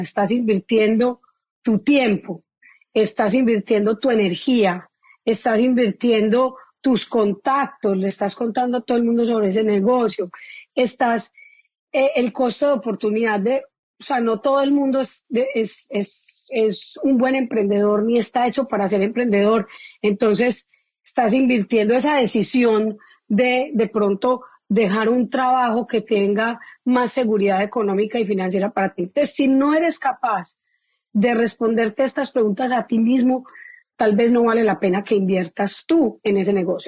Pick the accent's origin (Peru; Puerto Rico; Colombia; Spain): Colombia; Antioquia; accent: paisa; moved away; colombiana, como ya se habrán dado cuenta por mi marcado acento, llevo muchísimos años por fuera de Colombia, pero sí, no se me quita la. acento